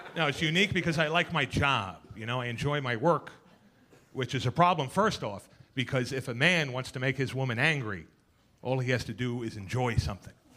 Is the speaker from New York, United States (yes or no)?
yes; New York City, New York, United States; I was born and bred in Queens